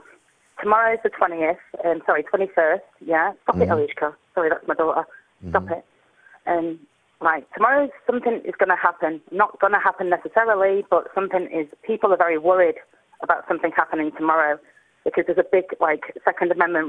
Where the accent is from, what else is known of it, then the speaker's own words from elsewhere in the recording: England, United Kingdom; Well, I'm not American. I'm English, but I know that we used to have that right ourselves before